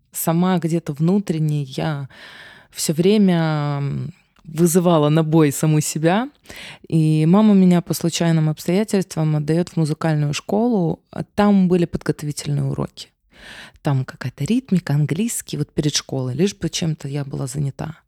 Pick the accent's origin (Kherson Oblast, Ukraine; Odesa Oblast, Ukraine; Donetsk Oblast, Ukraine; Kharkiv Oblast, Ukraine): Odesa Oblast, Ukraine; Odesa; moved away; я одесситка